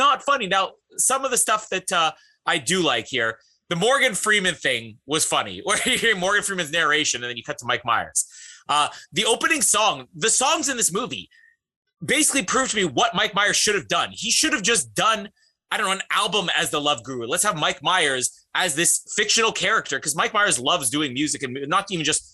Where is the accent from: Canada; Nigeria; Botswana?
Canada; As a Canadian